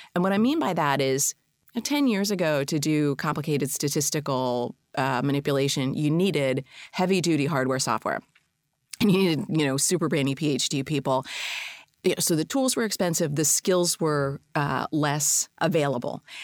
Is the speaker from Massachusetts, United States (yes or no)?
yes; Boston, Massachusetts, United States; I'm a Bostonian